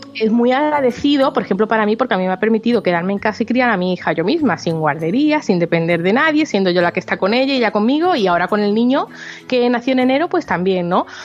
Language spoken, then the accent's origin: Spanish; Málaga, Andalusia, Spain; now in near Barcelona, Spain; yo soy de Málaga